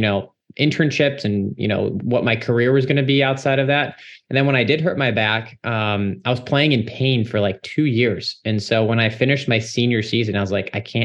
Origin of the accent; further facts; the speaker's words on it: Cleveland, Ohio, United States; moved away as an adult; now in Washington, D.C., United States; I grew up in the Cleveland, Ohio area, and I was grateful enough to be raised in a strong Christian home.